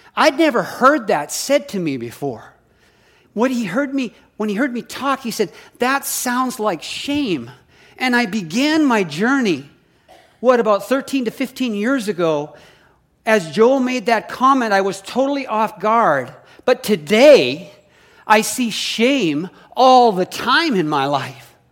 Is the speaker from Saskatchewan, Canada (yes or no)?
yes; Saskatoon, Saskatchewan, Canada; now in Oregon, United States; I grew up in Canada. We moved to the States in nineteen, um, eighty-three to Oregon and have been here ever since.